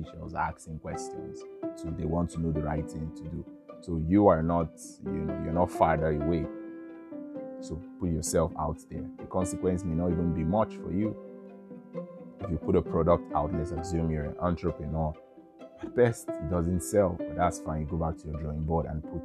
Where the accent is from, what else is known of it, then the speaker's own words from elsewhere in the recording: Nigeria; I'm from Nigeria